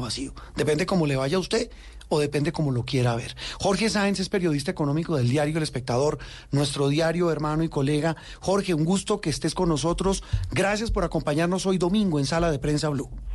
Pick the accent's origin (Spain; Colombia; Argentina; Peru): Colombia